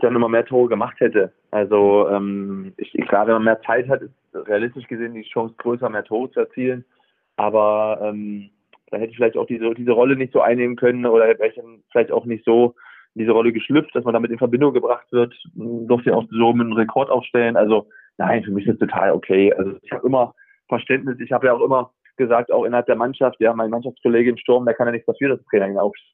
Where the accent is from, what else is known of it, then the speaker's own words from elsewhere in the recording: Germany; also born or lived in Bremen; now in Freiburg, Germany; ich komme natürlich auch aus dem Harz